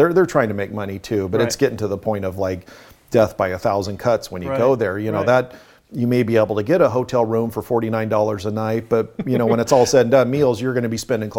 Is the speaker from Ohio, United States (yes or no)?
no; Hawaii, United States; born there; also born or lived in Canada; I was an Air Force brat growing up, so we've lived all over the U.S., Canada, and other places. I was born in Hawaii